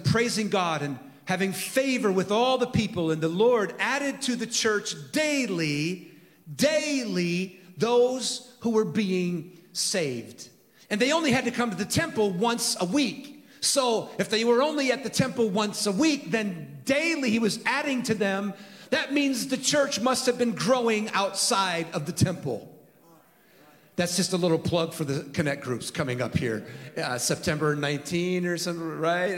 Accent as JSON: {"language": "English", "town": "San Francisco", "region": "California", "country": "United States", "tie": "born or raised there", "said": "I was born in San Francisco in 1963"}